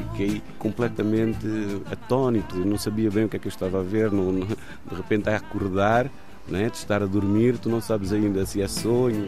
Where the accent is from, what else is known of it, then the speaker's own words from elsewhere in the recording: Cape Verde; moved away as an adult; now in Porto, Portugal; Vim de Cabo Verde em noventa e nove. Viver fora de Cabo Verde, para mim, nem fazia parte da equação. Sempre fui muito agarrado à terra e à família